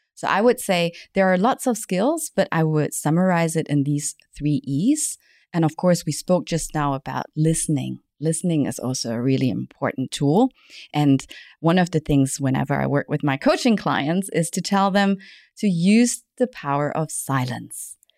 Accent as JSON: {"language": "English", "country": "Germany", "tie": "born or raised there", "also_born_or_lived": "Malaysia / United States", "accent": "German English", "moved": "as an adult", "lives_now": "Hong Kong", "said": "I was born in Malaysia, but then I grew up in Germany, spent a couple of years in the States"}